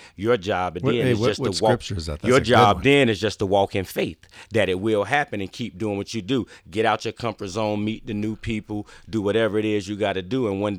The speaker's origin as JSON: {"language": "English", "region": "the South", "country": "United States", "tie": "born or raised there", "said": "Like I said, I grew up in the South."}